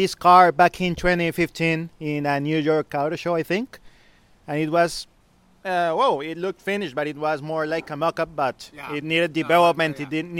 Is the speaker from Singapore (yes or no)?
no; Colombia; English is a second language; moved away as an adult; also born or lived in Mexico; I grew up in Colombia. Then I live in Mexico. Then I went back to Colombia